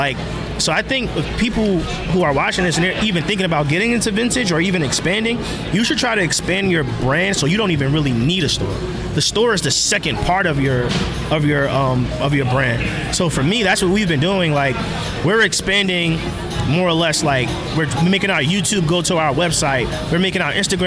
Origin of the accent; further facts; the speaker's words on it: New Jersey, United States; now in Philadelphia, United States; my home state of New Jersey